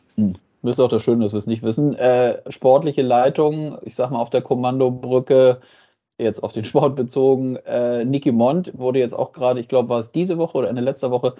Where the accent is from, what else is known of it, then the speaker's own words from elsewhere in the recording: Northern Germany, Germany; als gebürtiges Nordlicht